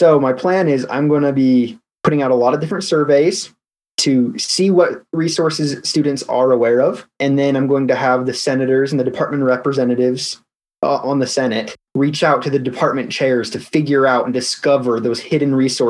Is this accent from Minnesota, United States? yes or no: no; Elk Ridge, Utah, United States; I'm from Elk Ridge, Utah. It's a little town in the mountains about half an hour south of UVU. And grew up there my whole life, lived there for 18 years.